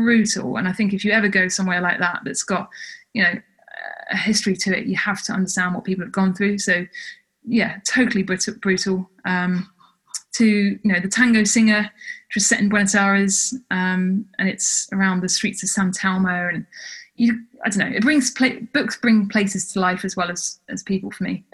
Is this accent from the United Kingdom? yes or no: yes; United Kingdom; moved away as an adult; also born or lived in Canada; as a British person